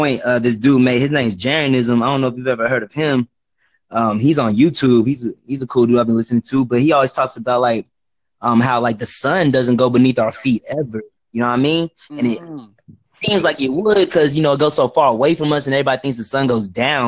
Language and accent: English; Dallas, Texas, United States; I'm from Texas, bro. I'm like over in Dallas, Texas area